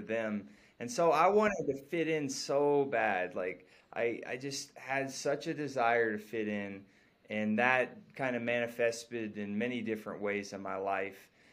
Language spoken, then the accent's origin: English; North Carolina, United States; I'm from North Carolina